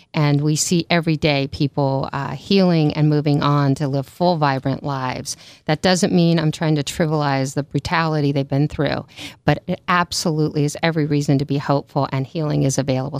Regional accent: Maryland, United States; moved away as an adult; also born or lived in New York; now in California, United States; I grew up in Maryland, went to school in New York, and then, uh, took a road trip to California and never went home.

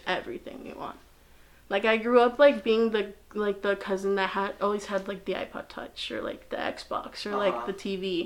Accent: United States; I'm just so used to the American society and standards that it's like, I am American without the proper documentation

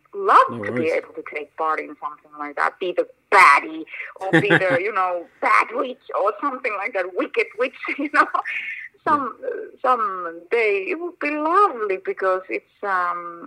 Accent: Finland; moved away; also born or lived in Argentina; my home country, Finland

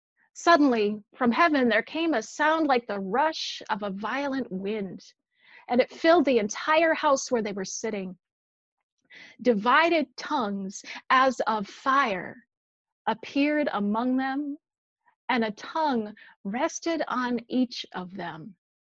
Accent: Minneapolis, Minnesota, United States; now in Williamsburg, United States; I grew up in Minneapolis, just a few blocks away from St. Louis Park, where George Floyd lived.

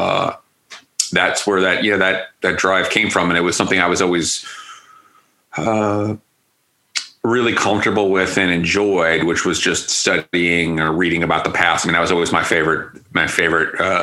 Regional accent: New Jersey, United States; moved away as an adult; also born or lived in Bronx, New York / Boston / Oxford, Mississippi / Springfield, Missouri; now in Tulsa, United States; I was born in the Bronx, and then I grew up in New Jersey

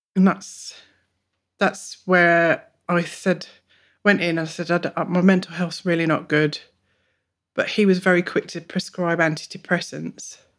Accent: England, United Kingdom; moved away as an adult; now in Bungendore, Australia; I'm 42, I'm a mum, and I'm from England. Originally.

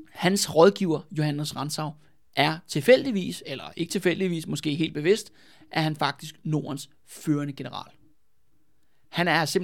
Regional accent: Copenhagen, Capital Region of Denmark, Denmark; Jeg, jeg er fra København, ikke?

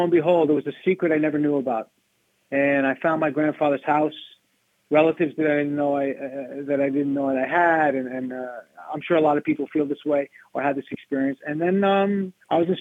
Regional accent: New York City, New York, United States; I grew up in New York City, the Bronx, and moved to Queens when I was about 12 years old

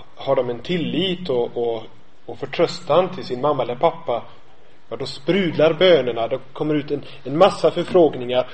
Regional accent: Gothenburg, Västra Götaland, Sweden; Jag kommer från, från Göteborg.

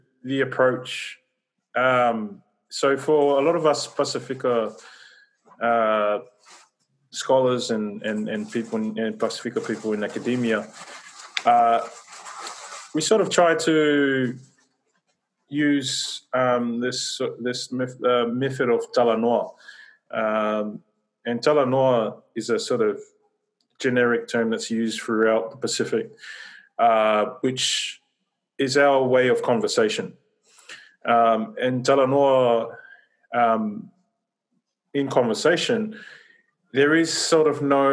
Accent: Australia; I was born and raised here in Australia

